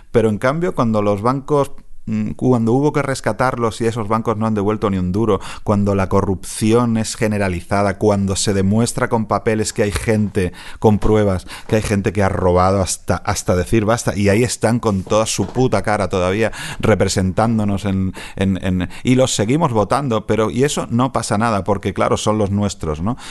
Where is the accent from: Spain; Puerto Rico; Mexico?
Spain; Catalonia; como catalán